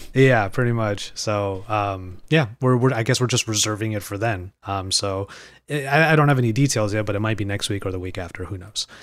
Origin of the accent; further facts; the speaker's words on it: United States; Being Asian American myself